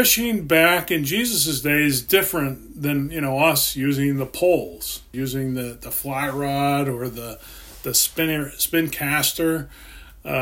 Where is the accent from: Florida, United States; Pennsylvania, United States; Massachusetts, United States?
Pennsylvania, United States; I grew up in Pennsylvania, and we had streams and lakes and different things